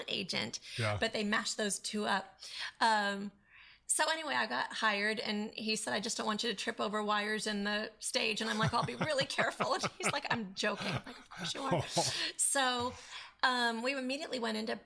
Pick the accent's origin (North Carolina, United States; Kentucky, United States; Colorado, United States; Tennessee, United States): Colorado, United States; Denver; I was born and raised in Denver, Colorado, which I just love.